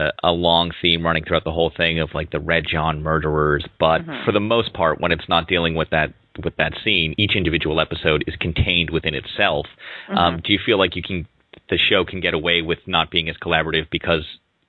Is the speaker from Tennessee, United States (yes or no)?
no; Boston, Massachusetts, United States; I am, yes.